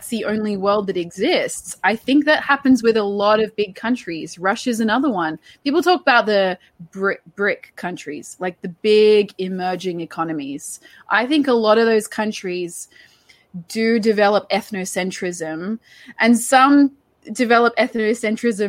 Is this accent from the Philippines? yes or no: no; Australia; I grew up in Australia, but I have Polish citizenship still from my grandparents.